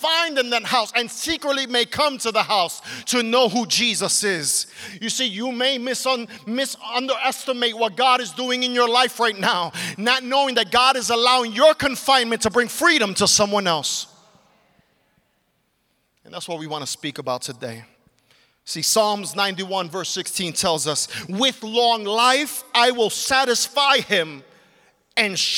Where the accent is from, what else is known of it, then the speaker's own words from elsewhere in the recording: New York City, New York, United States; I grew up in Brooklyn, New York